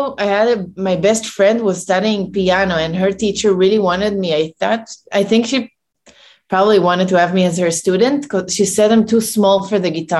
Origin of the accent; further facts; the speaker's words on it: Tel Aviv, Tel Aviv District, Israel; moved away as an adult; now in New York, United States; I was born in Tel Aviv and I moved to New York 13 years ago.